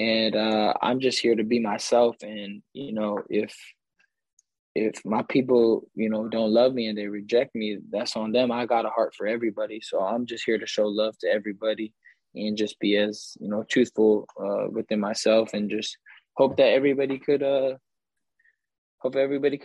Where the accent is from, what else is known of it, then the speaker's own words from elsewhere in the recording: Victorville, California, United States; I'm from Southern California, I grew up, you know, here my whole life, from Victorville